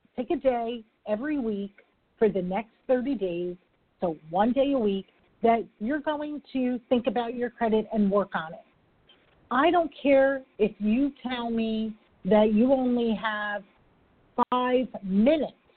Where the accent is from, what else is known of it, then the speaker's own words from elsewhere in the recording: New York, United States; I'm a New Yorker